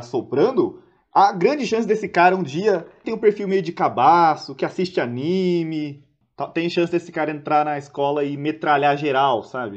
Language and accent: Portuguese; Santos, São Paulo, Brazil; como eu sou de Santos